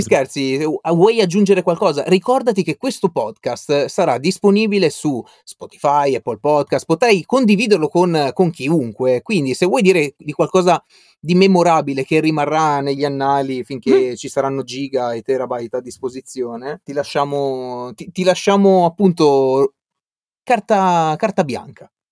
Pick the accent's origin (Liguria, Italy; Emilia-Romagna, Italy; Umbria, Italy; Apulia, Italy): Liguria, Italy; Albenga; moved away as an adult; io sono di Albenga